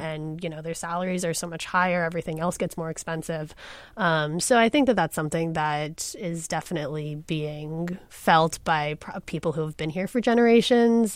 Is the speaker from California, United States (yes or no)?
yes; Southern California, United States; moved away as an adult; also born or lived in Pasadena, California; now in Seattle, United States; I grew up in Southern California. I don't really consider my, any of my childhood to be in Seattle.